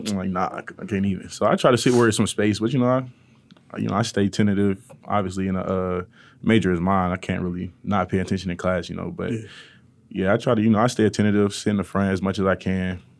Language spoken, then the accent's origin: English; Atlanta, Georgia, United States; moved away; Uh, I majoring in chemistry, a focus in pre-pharmacy. I'm from Atlanta, Georgia.